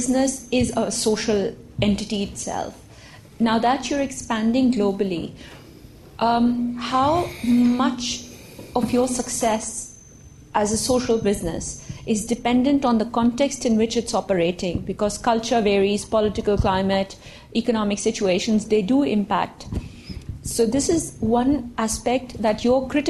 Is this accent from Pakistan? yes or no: yes; Pakistan; moved away; I'm from Pakistan.